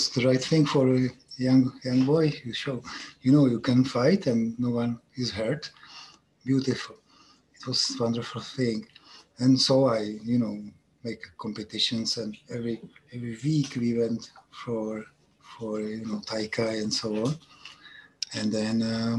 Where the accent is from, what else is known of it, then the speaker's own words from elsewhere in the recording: České Budějovice, South Bohemian Region, Czechia; English is a second language; I'm from Czech Republic